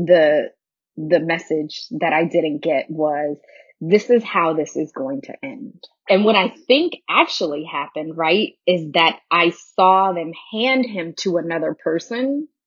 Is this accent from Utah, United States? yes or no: no; New Orleans, Louisiana, United States; we're from New Orleans